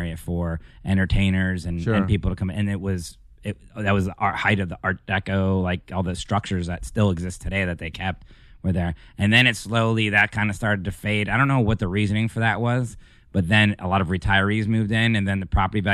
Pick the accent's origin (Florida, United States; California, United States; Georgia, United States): Florida, United States; South Miami; I grew up in the city of South Miami, which is like it's south of downtown, it's a small city